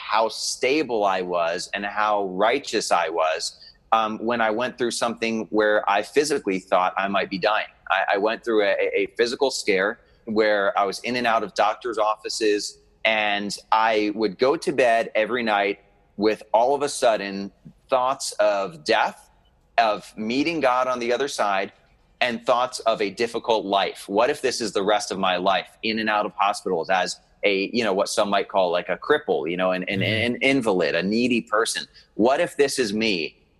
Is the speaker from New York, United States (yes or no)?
no; New Jersey, United States; also born or lived in Delaware; now in Pennsylvania, United States; I was born in Delaware. I was homeschooled in New Jersey. And then my adult life since the age of 19 has been in Western PA. That's kind of been my hub.